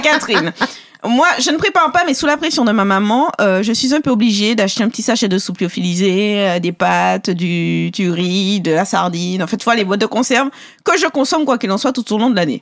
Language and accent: French; Martinique; Chez nous, en Martinique, j'ai compris quand même qu'on est très prévoyant.